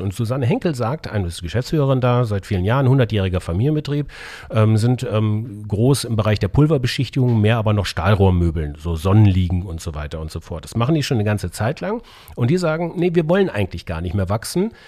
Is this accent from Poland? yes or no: no; Bavaria, Germany; Ich bin Bayer by Default, in Bayern groß geworden